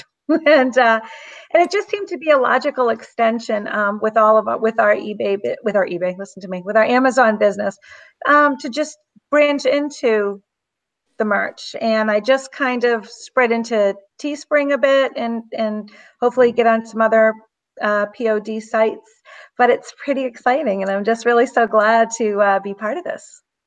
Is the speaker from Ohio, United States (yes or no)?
no; Southeast Massachusetts, United States; I'm from Southeast Massachusetts, if you can't tell by my accent